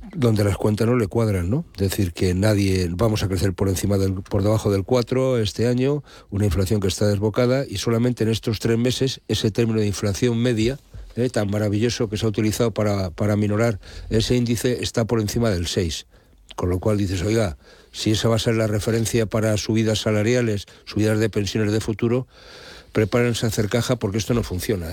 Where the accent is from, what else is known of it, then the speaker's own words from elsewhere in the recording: Spain; nosotros como ciudadanos españoles